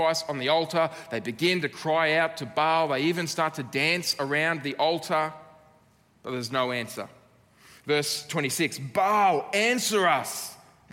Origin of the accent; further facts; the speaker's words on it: Australia; as an Aussie